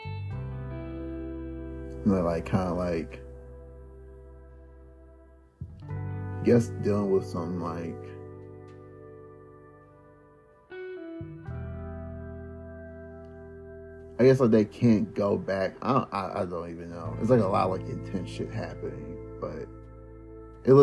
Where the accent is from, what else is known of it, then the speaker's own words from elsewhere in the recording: Detroit, Michigan, United States; I'm from Detroit